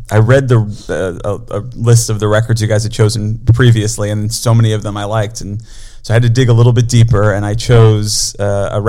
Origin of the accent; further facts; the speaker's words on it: New York, United States; moved away as an adult; now in Austin, United States; I've been uh, living in Austin for almost six years now. I grew up in New York